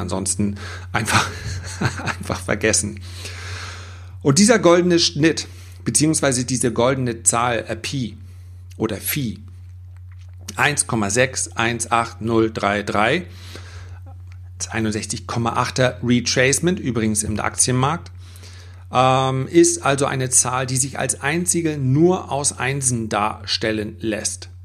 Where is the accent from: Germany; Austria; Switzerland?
Germany; bei uns in Deutschland